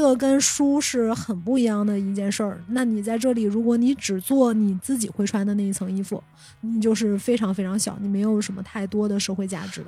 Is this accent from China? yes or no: yes; Shenyang, Liaoning, China; moved away; 我小时候住在铁西区